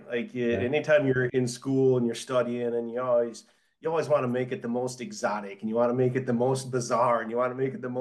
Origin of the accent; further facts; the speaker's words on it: Michigan, United States; accent: Michigan; moved away as an adult; now in Tennessee, United States; I didn't know that there was a classified Michigan accent until I moved into Tennessee